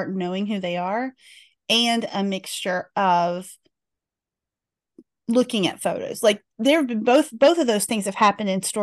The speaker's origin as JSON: {"language": "English", "town": "Mount Airy", "region": "North Carolina", "country": "United States", "tie": "born or raised there", "said": "I grew up just a few miles from Mount Airy"}